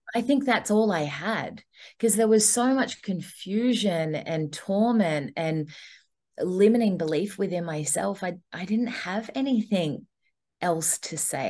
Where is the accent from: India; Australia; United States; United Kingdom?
Australia; now in Gold Coast, Australia; ended up traveling for two and a half years and then coming back to australia